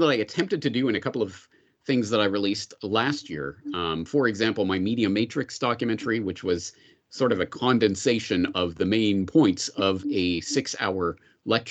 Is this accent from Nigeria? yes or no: no; Canada; growing up in Canada in the 1980s, 1990s